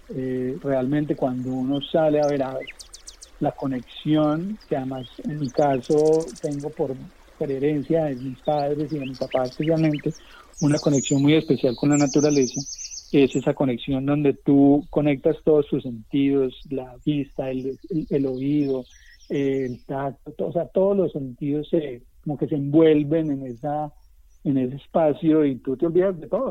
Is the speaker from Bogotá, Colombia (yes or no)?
no; Manizales, Caldas, Colombia; also born or lived in Pereira; now in Cali, Colombia; yo vivía en esa época en Pereira, yo soy de Manizales